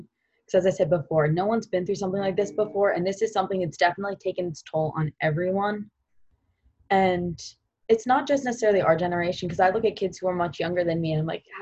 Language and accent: English; Long Island, New York, United States; moved away as an adult; also born or lived in Providence, Rhode Island; I'm from Long Island, New York.